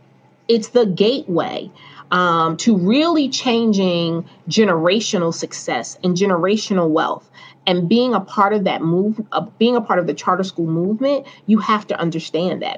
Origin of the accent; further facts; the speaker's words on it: Newark, New Jersey, United States; I was fortunate and blessed enough that I grew up in Newark in the 80s